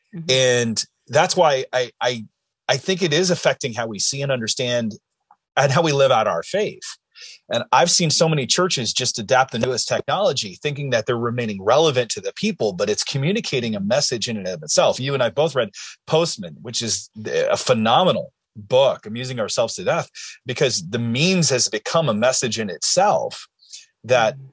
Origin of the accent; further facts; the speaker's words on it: Illinois, United States; moved away; My mm hometown is the oldest and largest settlement of Amish in Illinois.